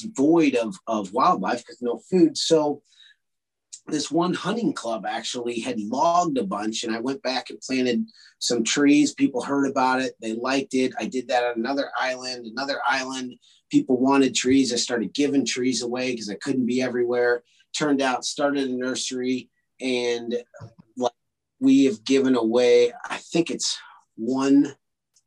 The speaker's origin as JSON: {"language": "English", "region": "Illinois", "country": "United States", "tie": "born or raised there", "said": "Interstate 80 where it crosses the Mississippi River. It's a very strategic spot. And it's a quarter mile from where I grew up"}